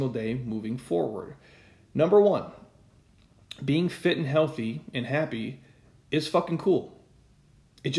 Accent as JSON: {"language": "English", "region": "Midwest", "country": "United States", "tie": "born or raised there", "said": "we grew up in the Midwest"}